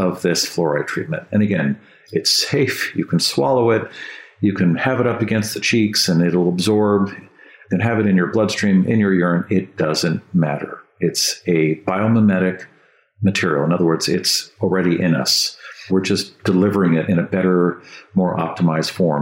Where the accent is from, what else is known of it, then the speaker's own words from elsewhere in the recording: San Francisco, California, United States; I grew up in San Francisco and they had fluoridated water there